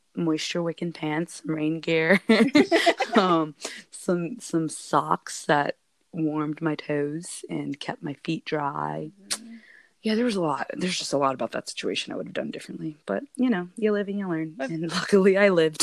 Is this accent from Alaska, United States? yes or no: yes; Alaska, United States; being born and raised in Alaska